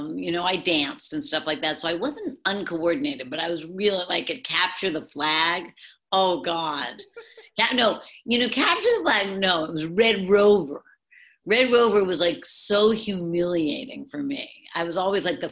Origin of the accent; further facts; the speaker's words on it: Newton, Massachusetts, United States; I grew up in Newton, Massachusetts